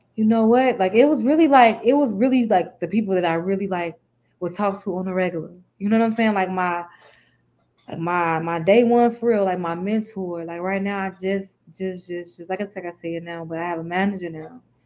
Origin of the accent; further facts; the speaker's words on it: Chicago, Illinois, United States; I'm from Chicago, um, from the east side of Chicago.